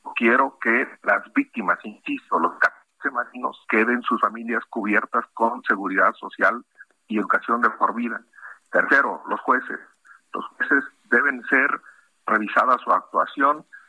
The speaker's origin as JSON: {"language": "Spanish", "country": "Mexico", "said": "como mexicanos"}